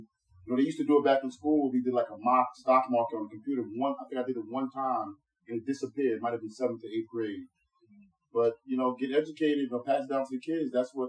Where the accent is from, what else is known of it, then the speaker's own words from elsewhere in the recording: Jamaica; I'm from Jamaica.